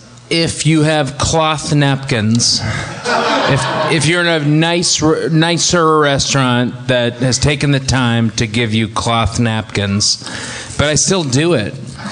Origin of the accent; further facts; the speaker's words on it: New England, United States; moved away; I grew up in New England.